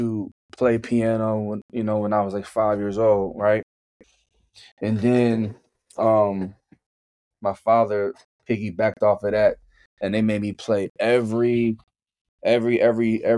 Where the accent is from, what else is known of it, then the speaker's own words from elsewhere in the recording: Mays Landing, New Jersey, United States; moved away; also born or lived in Atlantic City, New Jersey; I'm from Mays Landing, New Jersey. So that's South Jersey